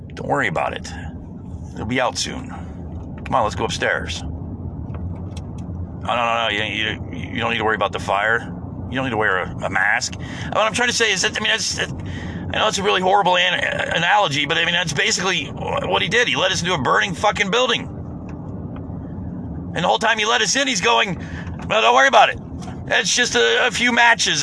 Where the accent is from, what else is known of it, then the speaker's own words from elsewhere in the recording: United States; as an American